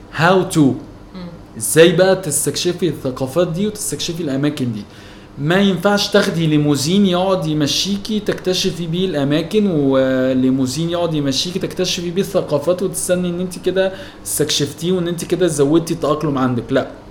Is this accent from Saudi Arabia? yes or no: no; Egypt; انا مصري قوي يعني عايش في مصر بحب مصر مرتبط بالشارع اللي انا متربي فيه